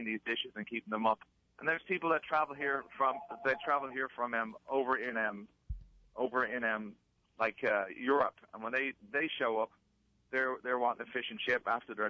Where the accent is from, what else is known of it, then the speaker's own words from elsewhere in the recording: Ireland; now in New Orleans, United States; I came from the East Coast in Ireland